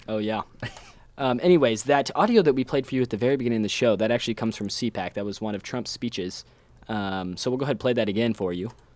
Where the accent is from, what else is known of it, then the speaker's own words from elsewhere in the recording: Ohio, United States; my home state of Ohio